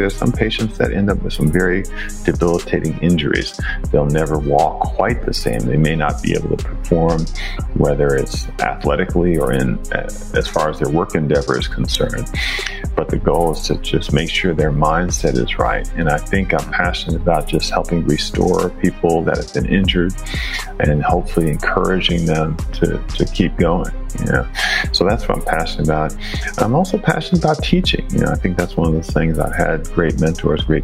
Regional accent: Milwaukee, Wisconsin, United States; I'm from Milwaukee, Wisconsin

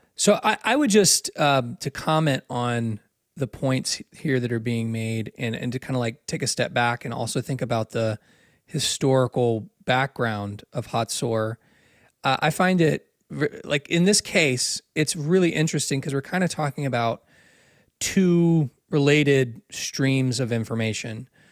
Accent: United States; also born or lived in Israel; as an American

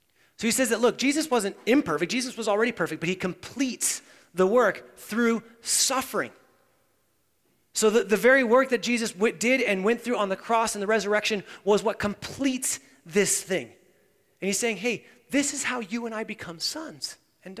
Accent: United States; we as American Christians

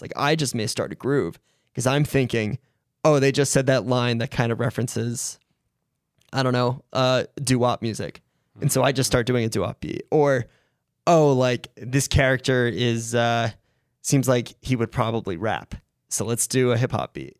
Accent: Rhode Island, United States; I grew up in Rhode Island

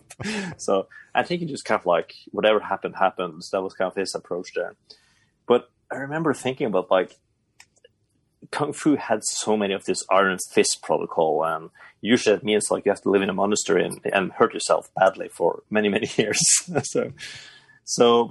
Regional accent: Bodø, Nordland, Norway; moved away; I grew up in Buda. It's a town pretty far up north in Norway.

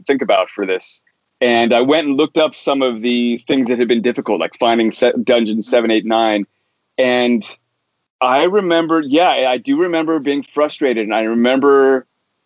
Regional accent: Bellevue, Washington, United States; now in Bay Area, United States; I grew up in those years in middle school and high school in Bellevue, Washington

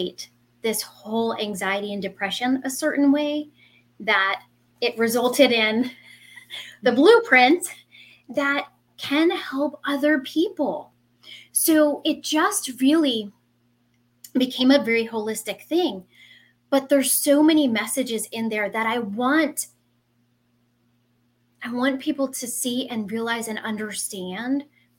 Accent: New Jersey, United States; also born or lived in Central Florida; now in Florida, United States; I am a Jersey girl. I was born and raised in Jersey, and I am now in Central Florida

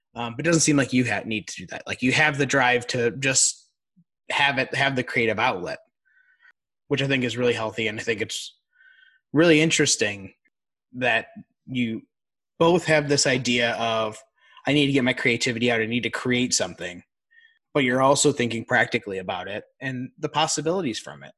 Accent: outside of Chicago, Illinois, United States; we grew up outside of Chicago.

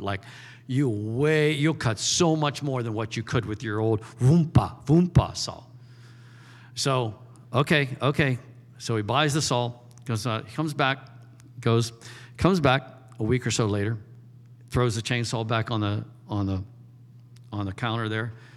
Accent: United States; I'm an American

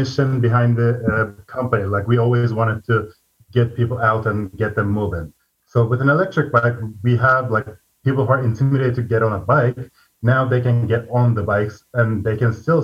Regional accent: Turkey; also born or lived in China; now in Seattle, United States; I'm originally from Turkey, lived in China for very long, started this company with my brother, and now I'm in Seattle

